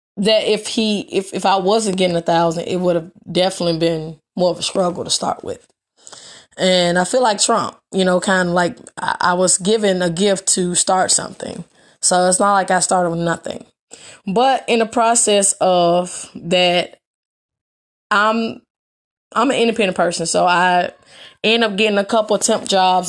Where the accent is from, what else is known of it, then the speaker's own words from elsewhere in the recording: Memphis, Tennessee, United States; I am from Memphis, Tennessee.